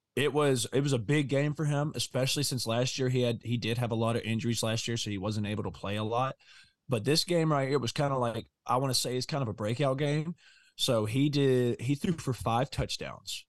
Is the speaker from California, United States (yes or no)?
no; Mississippi, United States; we're from Mississippi